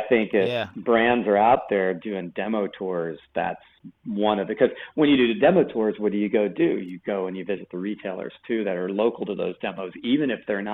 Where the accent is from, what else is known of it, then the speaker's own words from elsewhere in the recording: East Coast, United States; I was growing up on the East Coast